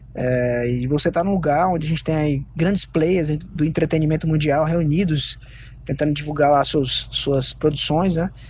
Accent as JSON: {"language": "Portuguese", "town": "Sobral", "region": "Ceará", "country": "Brazil", "said": "eu sou de Sobral, no Ceará"}